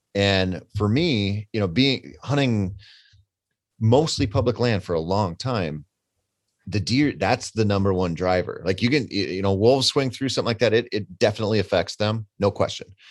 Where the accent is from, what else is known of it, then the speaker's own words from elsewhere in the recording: Minnesota, United States; I come from Minnesota, and we have one of the earliest gun seasons in the country